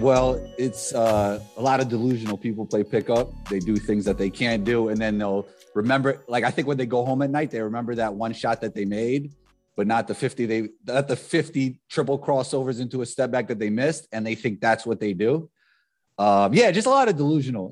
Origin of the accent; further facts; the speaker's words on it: New York, United States; I'm from New York